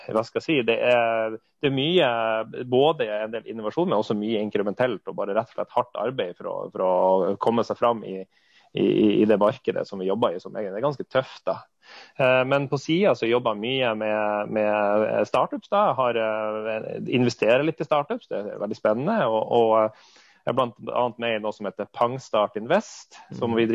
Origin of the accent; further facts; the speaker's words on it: Fauske, Nordland, Norway; now in Oslo, Norway; og jeg er spansk. oppvokst eh, i, eh, i, Fauske.